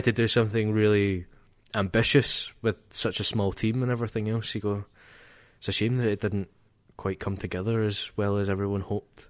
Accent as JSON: {"language": "English", "region": "Scotland", "country": "United Kingdom"}